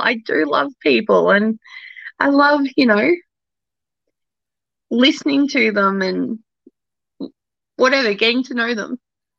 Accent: Australia; I am Australian, so I do swear more off air.

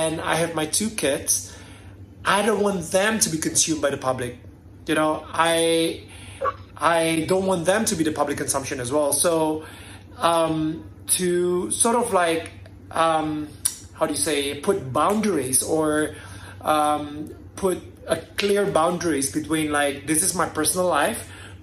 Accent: Jakarta, Indonesia; I'm from Indonesia.

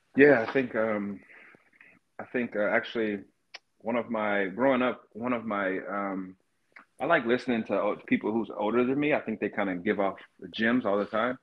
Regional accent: Cartersville, Georgia, United States; moved away as an adult; now in Seattle, United States; I grew up in Georgia, mm. in North Georgia

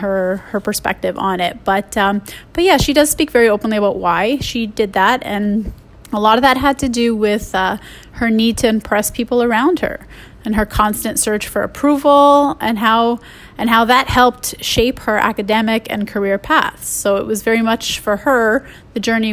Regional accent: Canada; I'm Canadian

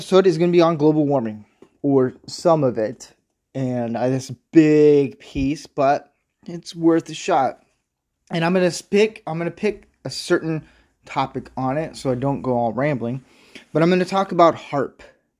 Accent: Midwest, United States; And I'm from the Midwest and South area. So I've seen a lot of different weather changes

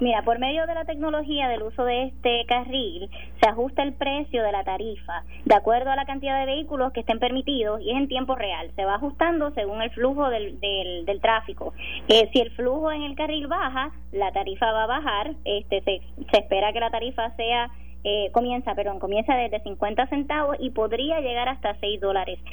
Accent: Sabana Grande, Puerto Rico; yo soy de Sabana Grande, mi familia vive en Sabana Grande

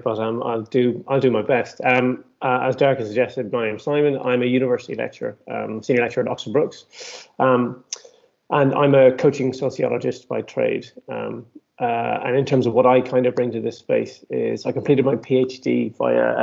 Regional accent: Ireland; now in United Kingdom; I'm Irish and competed, as I say, poorly for Ireland, I was based in the UK at this time

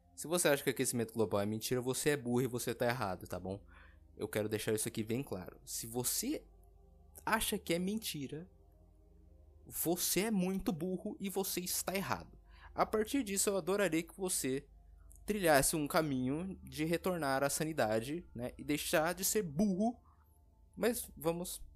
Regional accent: Brazil; eu que nasci aqui no Brasil, no Brazilian, eu realmente eu não queria ter nascido aqui

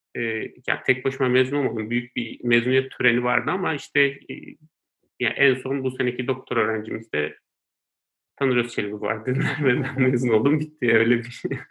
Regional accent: Istanbul, Turkey; also born or lived in Konya; ben Konya doğumluyum. Ee, ben iki yaşındayken ailem İstanbul'a e, göçüyorlar

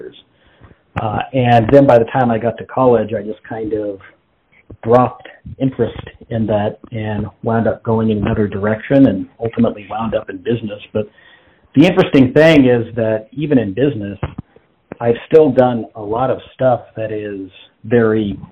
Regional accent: Las Vegas, Nevada, United States; moved away as an adult; now in Texas, United States; I'm from Las Vegas, which was an interesting place to grow up.

